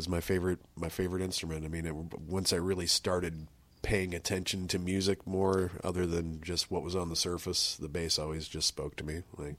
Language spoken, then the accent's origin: English; South Haven, Indiana, United States; Man, well, I'm from Northwest Indiana originally. I went to, like, Portage schools. Grew up in, like, South Haven, which a lot of people might be familiar with. It's this gorgeous little piece of land in between Valparaiso and Portage. Yeah, I pretty much was there my entire childhood.